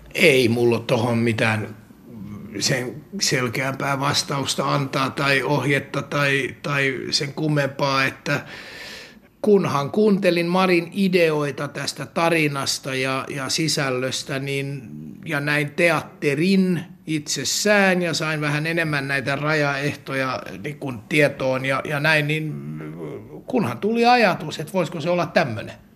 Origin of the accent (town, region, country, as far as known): Finland